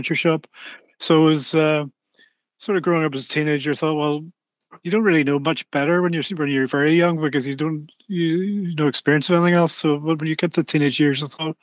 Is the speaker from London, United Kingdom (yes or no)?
no; Belfast, Northern Ireland, United Kingdom; moved away; I was born and brought up in Belfast, Northern Ireland